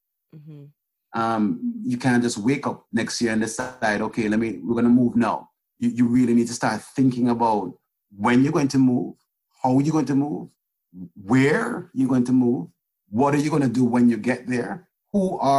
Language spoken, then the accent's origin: English; Miami, Florida, United States; also born or lived in Jamaica; I was born in Jamaica. And I grew up in the United States, and I grew up in this community.